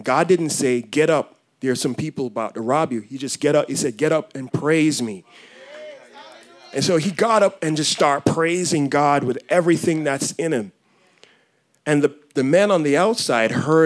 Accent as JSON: {"language": "English", "country": "Jamaica", "tie": "born or raised there", "moved": "yes", "said": "I grew up in Jamaica. Born and raised there"}